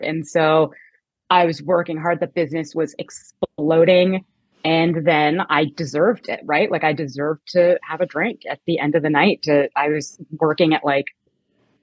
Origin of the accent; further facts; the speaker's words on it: Canada; moved away as an adult; now in United States; I was born in Canada and I lived there till I was about 20